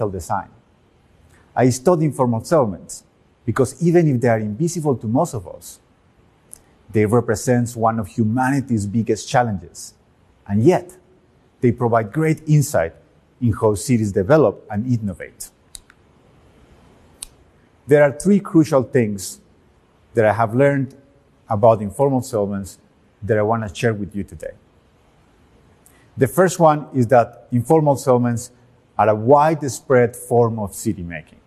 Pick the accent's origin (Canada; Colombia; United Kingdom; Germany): Colombia; Medellín, Antioquia; When I was 6 years old, growing up in Medellin, Colombia